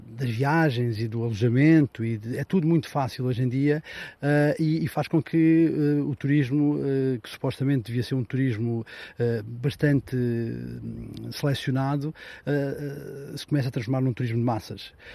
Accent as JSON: {"language": "Portuguese", "town": "Aljezur", "region": "Algarve", "country": "Portugal", "tie": "born or raised there", "said": "vivo na Costa Vicentina, em Algesur especificamente"}